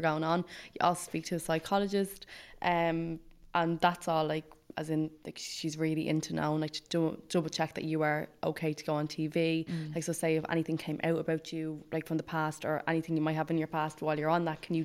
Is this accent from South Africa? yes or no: no; Ireland; I'm from Ireland